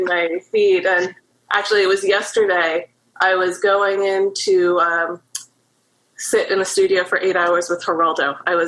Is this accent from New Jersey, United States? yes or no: no; Maryland, United States; moved away as an adult; also born or lived in New York; now in Baltimore, United States; I grew up in Maryland, and I graduated from the University of Maryland.